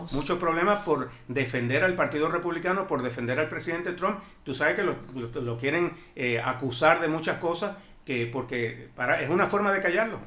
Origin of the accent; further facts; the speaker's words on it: Cuba; also born or lived in Miami-Dade County; now in Miami, United States; tú y yo venimos del mismo lugar de Cuba